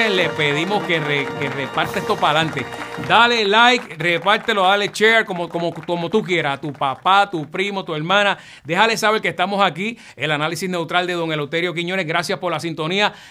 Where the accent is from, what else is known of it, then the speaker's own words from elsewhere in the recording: Guaynabo, Puerto Rico; Aquí sí que soy de Guaynabo